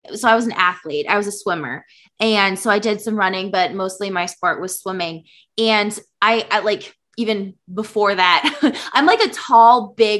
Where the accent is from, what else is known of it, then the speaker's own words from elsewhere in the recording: Minnesota, United States; now in Iowa, United States; I'm from Minnesota, but currently live in Iowa